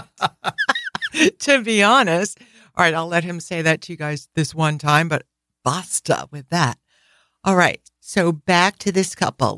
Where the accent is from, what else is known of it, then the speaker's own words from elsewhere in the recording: New England, United States; we're from New England, where it's always cold.